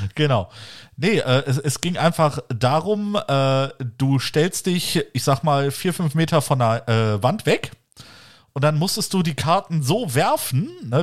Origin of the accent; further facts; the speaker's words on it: the West, western Germany, Germany; bei uns im Westen